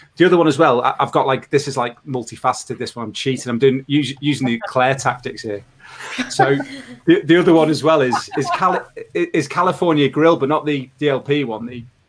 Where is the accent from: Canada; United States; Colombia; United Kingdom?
United Kingdom; As a Brit, it probably works that way as well.